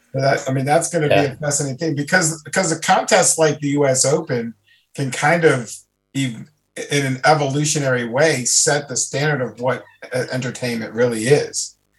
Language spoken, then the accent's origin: English; Maryland, United States; where I grew up in Maryland